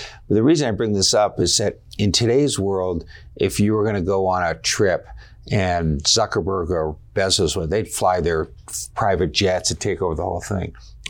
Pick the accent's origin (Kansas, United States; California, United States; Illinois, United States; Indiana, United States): California, United States; Palo Alto; moved away as an adult; also born or lived in Boston; now in Park City, United States; I was born in Palo Alto, grew up all my life in the Bay in Palo Alto until I moved here.